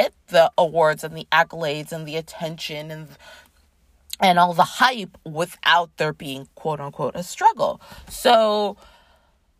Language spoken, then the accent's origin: English; Toronto, Ontario, Canada; I grew up in Toronto, Canada